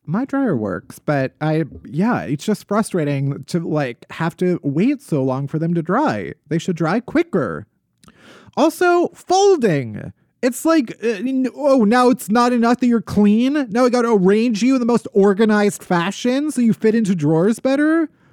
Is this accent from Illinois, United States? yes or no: yes; outside of Chicago, Illinois, United States; moved away; also born or lived in New York